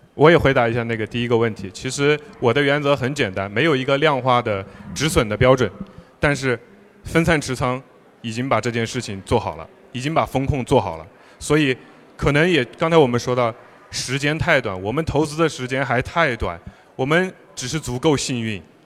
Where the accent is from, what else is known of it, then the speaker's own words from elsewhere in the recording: China; 我们作为中国人